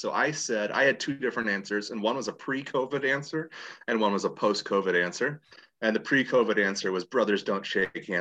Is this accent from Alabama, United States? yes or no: no; Indiana, United States; growing up in Indiana